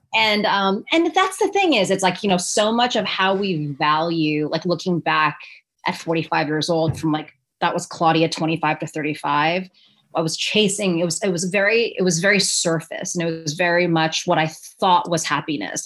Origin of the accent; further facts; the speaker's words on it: New York City, New York, United States; I went to an all girls high school in New York City